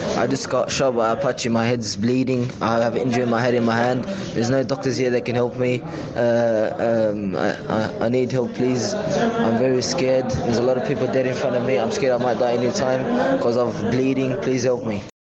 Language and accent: English; Australia; moved away; I'm a 17 year old Australian citizen